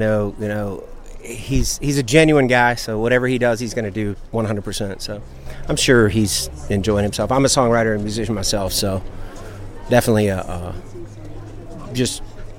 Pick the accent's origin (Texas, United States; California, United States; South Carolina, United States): South Carolina, United States; Columbia; moved away as an adult; now in North Carolina, United States; Originally Columbia, South Carolina. I grew up right next to Sam.